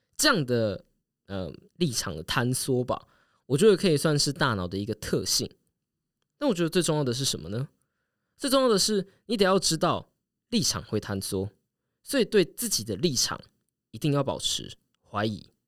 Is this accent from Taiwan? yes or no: yes; Taiwan; 我台湾人